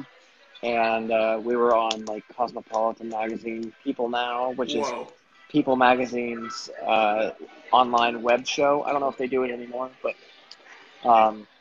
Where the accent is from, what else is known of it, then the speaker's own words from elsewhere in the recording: the South, United States; I grew up in the South